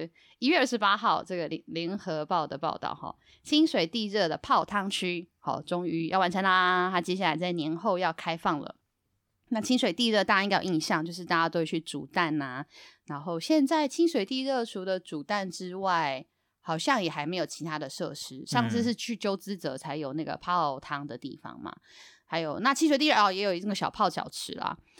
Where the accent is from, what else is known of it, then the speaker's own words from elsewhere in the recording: Yilan County, Taiwan; 可我后来拿到的是我宜兰人那一款啦